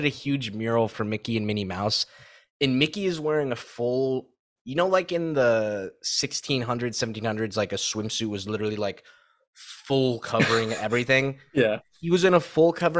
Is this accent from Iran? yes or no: no; Saudi Arabia; moved away; I grew up in Saudi